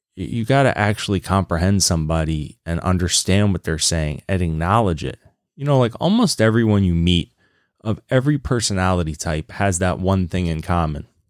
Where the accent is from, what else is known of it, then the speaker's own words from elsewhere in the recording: Lynchburg, Virginia, United States; I grew up in Virginia in Lynchburg, Virginia